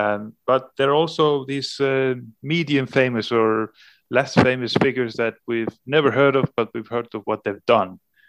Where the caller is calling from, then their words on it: Húsavík, Northeastern Region, Iceland; I'm a reporter in Iceland. I'm currently speaking from Northern Iceland, from the town of Húsavík.